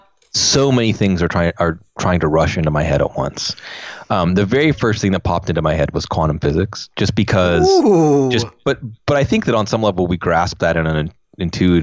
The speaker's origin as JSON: {"language": "English", "town": "Pittsburgh", "region": "Pennsylvania", "country": "United States", "tie": "born or raised there", "also_born_or_lived": "New Mexico", "said": "growing up in the Pittsburgh"}